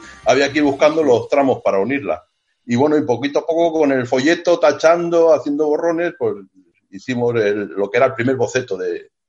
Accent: Barcelona, Catalonia, Spain; como estábamos por aquí, que venimos de Barcelona, pues eso, haciendo un poco de turismo

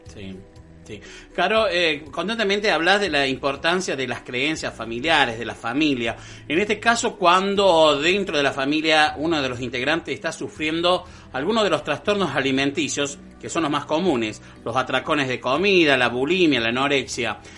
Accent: Colonia Caroya, Córdoba, Argentina; acá por ejemplo, que somos una colonia italiana

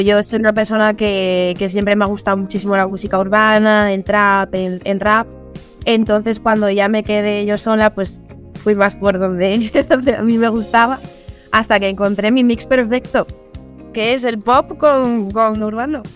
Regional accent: Asturias, Spain; also born or lived in Madrid / Seville; soy asturiana eh, y bueno, ya he vivido eh, eh, un año en Madrid, también he vivido en Sevilla

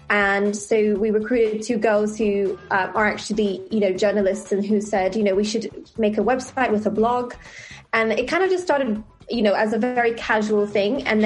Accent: Italy; born there; I was born in Italy, and at the time they didn't allow people to add their mother's name.

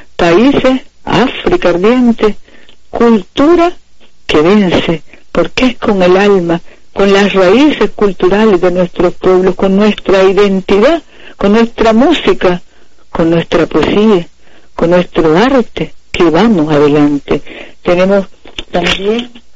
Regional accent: Nicaragua

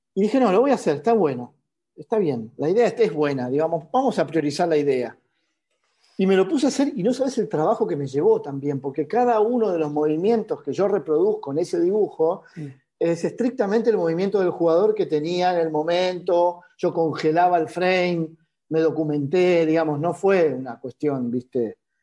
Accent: Argentina; siendo argentino

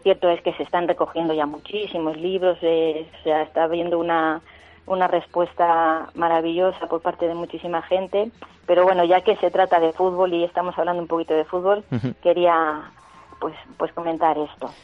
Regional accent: Cebolla, Castilla-La Mancha, Spain; en Cebolla, Toledo, hubo una riada pues con graves consecuencias y es que es mi pueblo

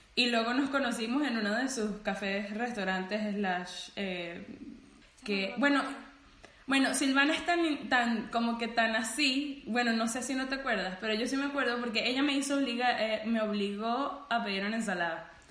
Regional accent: Venezuela; moved away; tenemos como que ese común siendo venezolanos

